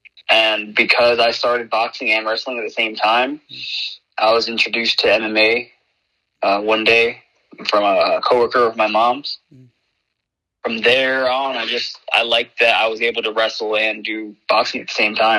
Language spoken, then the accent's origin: English; New York, United States; now in Orlando, United States; In New York. I grew up in New York.